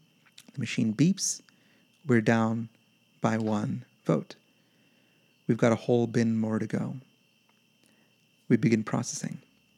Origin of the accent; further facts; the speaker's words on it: Yemen; about growing up in Yemen in a military dictatorship where I was just simply not allowed to vote because I was not Yemeni